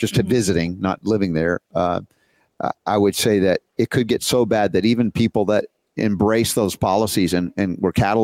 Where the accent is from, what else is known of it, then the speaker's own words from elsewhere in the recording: Georgia, United States; accent: Southern; also born or lived in New York City; I grew up 30 years in Georgia